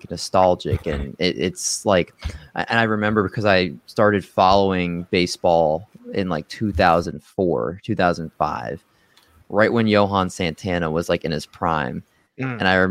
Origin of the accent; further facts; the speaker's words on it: Maryland, United States; also born or lived in Silver Spring, Maryland / Olney, Maryland / Baltimore, Maryland; I was born in Silver Spring, Maryland, and lived there till I was in sixth grade. And then my parents split and I moved to Olney, Maryland